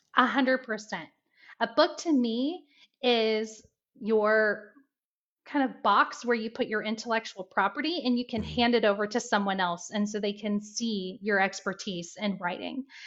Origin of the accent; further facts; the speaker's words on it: Indiana, United States; now in Ohio, United States; I'm from Indiana, and um, I always tell everyone that I'm a Hoosier that's in the Buckeye State. I'm a proud Hoosier.